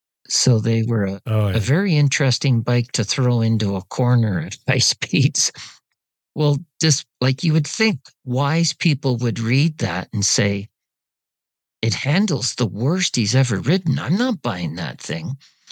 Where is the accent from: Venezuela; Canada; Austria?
Canada; And as a Canadian, it was expensive.